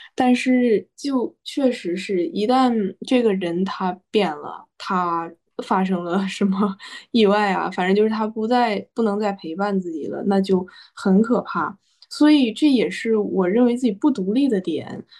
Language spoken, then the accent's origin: Chinese; Hebei, China; 因为我是河北人，然后我就是在那种衡水体制中出来的